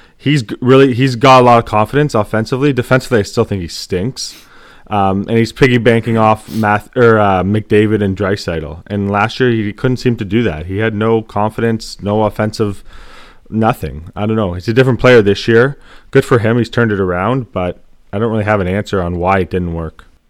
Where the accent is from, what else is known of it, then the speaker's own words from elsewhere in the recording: Canada; we grew up with fighting and, like, we watched it, uh, like, just being Canadian, it was always hockey.